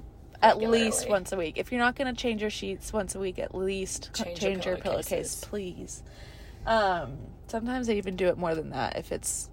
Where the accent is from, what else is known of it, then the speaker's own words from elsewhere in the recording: Birmingham, Alabama, United States; I'm from Birmingham, where people wear shoes when they prepare your food.